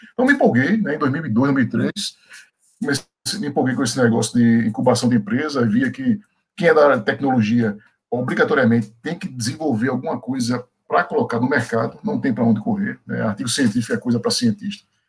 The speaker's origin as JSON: {"language": "Portuguese", "region": "Pernambuco", "country": "Brazil", "also_born_or_lived": "Bahia", "moved": "yes", "said": "Eu sou pernambucano"}